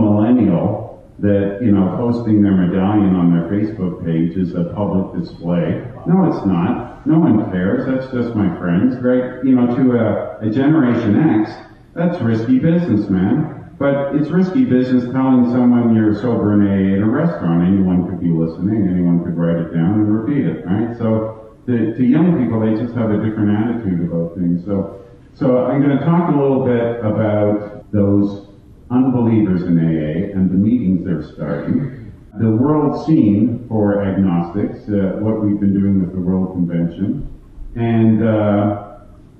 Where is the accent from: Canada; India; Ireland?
Canada; Toronto, Ontario; I am from Toronto